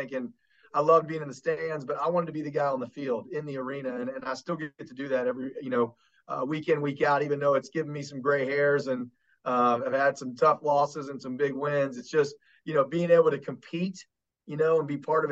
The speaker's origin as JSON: {"language": "English", "area": "Kanawha Valley", "region": "West Virginia", "country": "United States", "tie": "born or raised there"}